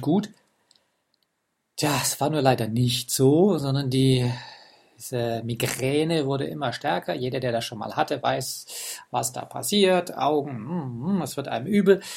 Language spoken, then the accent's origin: German; Germany; bei uns in Deutschland